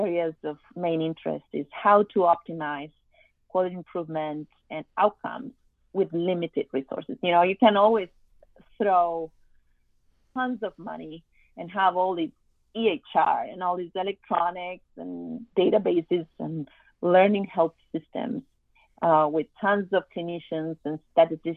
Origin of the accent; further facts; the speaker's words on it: Argentina; moved away as an adult; now in Miami, United States; I am from Argentina